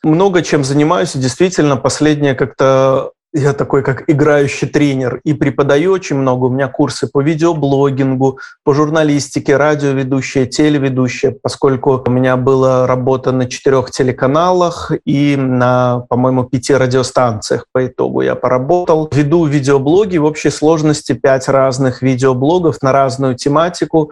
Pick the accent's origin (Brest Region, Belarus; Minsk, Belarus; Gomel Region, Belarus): Gomel Region, Belarus; Gomel; moved away; мне 17 лет, я мальчик из Гомеля, который только что закончил школу